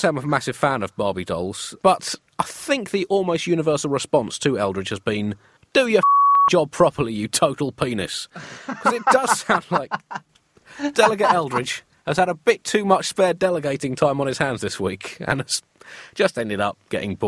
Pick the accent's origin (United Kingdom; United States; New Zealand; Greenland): United Kingdom; being British and living in Britain